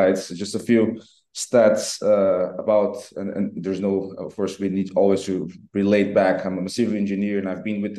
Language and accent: English; Brazil; now in Portugal; I come from Brazil